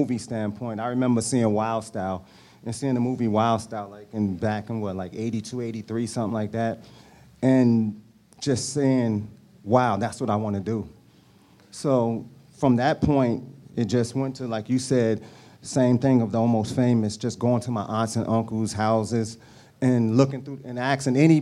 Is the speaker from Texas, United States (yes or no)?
no; East Orange, New Jersey, United States; we're all from East Orange